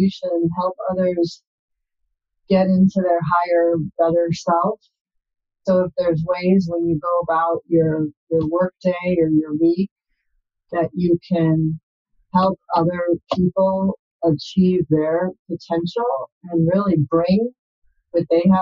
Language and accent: English; Milwaukee, Wisconsin, United States; moved away; also born or lived in California; I grew up in Wisconsin in the Milwaukee area